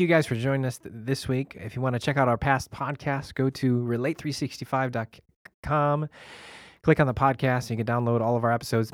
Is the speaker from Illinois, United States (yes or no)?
yes; Chicago, Illinois, United States; grew up in Chicago